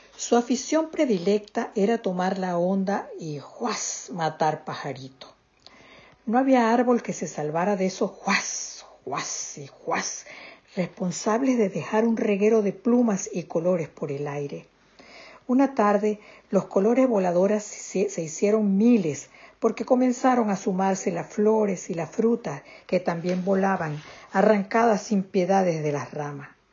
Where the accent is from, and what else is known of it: Venezuela